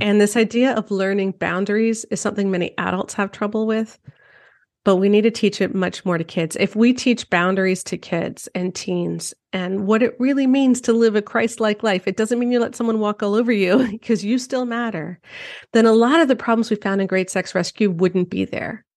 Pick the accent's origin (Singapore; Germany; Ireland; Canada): Canada; I'm Canadian